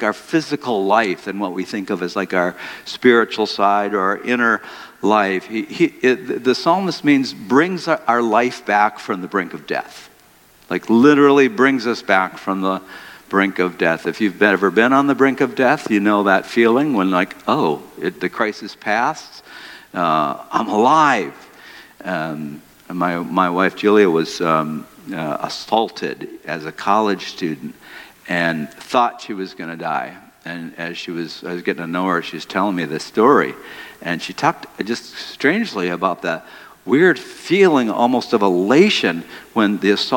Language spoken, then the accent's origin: English; Detroit, Michigan, United States; I grew up in Detroit